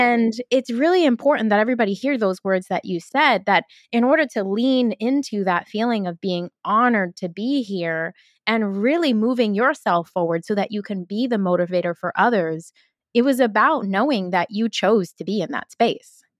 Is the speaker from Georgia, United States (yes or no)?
no; New York City, New York, United States; I grew up in Brooklyn too. I'm an eighties baby, so I grew up in Brooklyn during the nineties